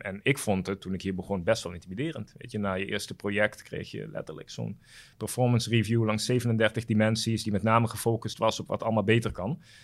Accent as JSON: {"language": "Dutch", "country": "Curaçao", "tie": "born or raised there", "moved": "as an adult", "lives_now": "Netherlands", "said": "ik ben daar wel op Curaçao opgegroeid"}